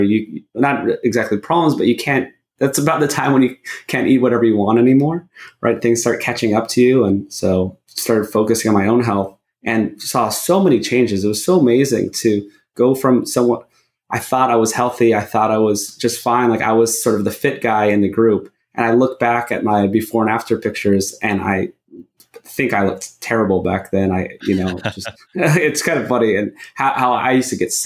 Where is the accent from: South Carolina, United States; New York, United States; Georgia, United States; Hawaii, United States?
Hawaii, United States; moved away; also born or lived in Los Angeles, California; I grew up in Hawaii